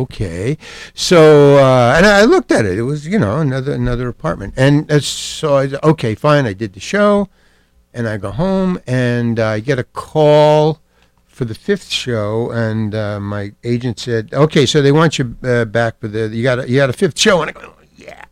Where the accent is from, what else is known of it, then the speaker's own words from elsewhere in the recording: New York City, New York, United States; also born or lived in Syracuse; Far Rockaway, Long Island. I went to PS 106 Public School. And I went to Far Rockaway High